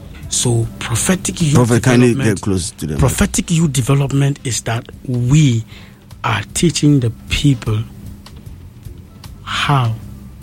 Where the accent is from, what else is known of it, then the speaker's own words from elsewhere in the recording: Ghana; when I start traveling around the world and I meet Jamaicans, when I tell them I come from Ghana